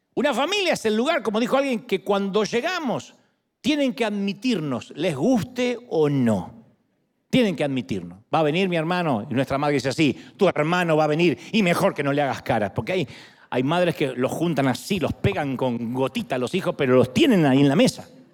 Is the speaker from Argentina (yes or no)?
yes; Argentina; now in United States; mi identidad como argentino, como residente americano